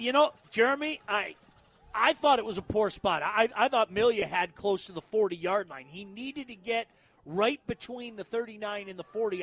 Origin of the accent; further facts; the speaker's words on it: Livonia, Michigan, United States; now in Northville, United States; that's where it was in Livonia. I grew up at Seven and Merriman.